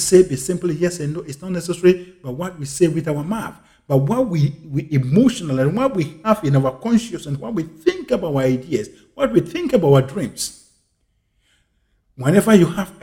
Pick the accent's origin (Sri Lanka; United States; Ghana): Ghana; my home country once again, Ghana